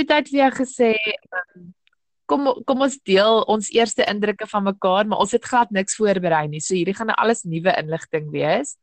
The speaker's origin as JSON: {"language": "Afrikaans", "town": "Cape Town", "region": "Western Cape", "country": "South Africa", "tie": "born or raised there", "also_born_or_lived": "Hartenbos / Riversdale", "said": "Toe ek gehad 5 is, destyds aan 'n 3 het ons Kaap toe getrek uh noordelike voorstede en ja, sedertdien is ek maar hier Brackenfell, Belwel, Kelsrivier op die oomblik sit in Durbanwil."}